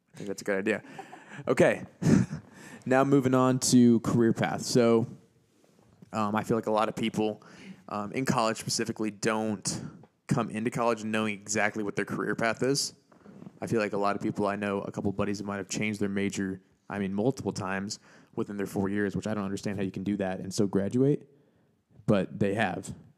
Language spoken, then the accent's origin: English; Auburn, Indiana, United States; here in Auburn, your hometown, well, my hometown